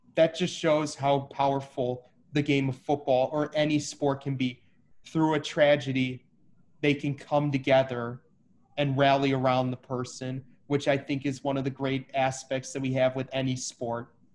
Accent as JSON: {"language": "English", "town": "Chicago", "region": "Illinois", "country": "United States", "said": "I'm from Chicago"}